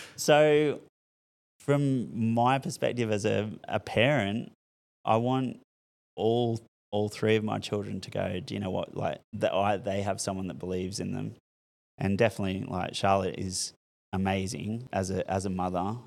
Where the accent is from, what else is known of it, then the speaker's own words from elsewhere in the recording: Newcastle, New South Wales, Australia; I grew up in Merriweather